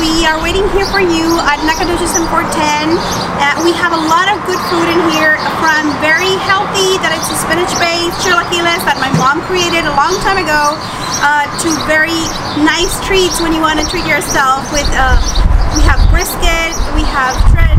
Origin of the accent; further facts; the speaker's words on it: Mexico City, Mexico; moved away as an adult; now in San Antonio, United States; We are coming from Mexico City.